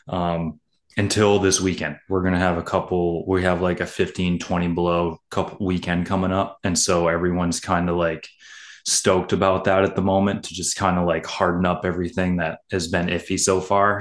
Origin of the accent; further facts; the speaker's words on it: Maine, United States; growing up here as a kid